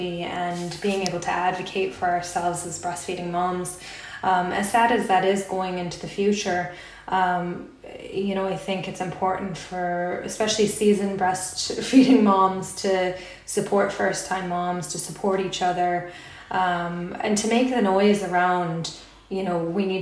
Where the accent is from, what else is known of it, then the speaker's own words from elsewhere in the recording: United States; moved away as an adult; now in Ireland; So I'm American and I've been here for about 6 years in Ireland.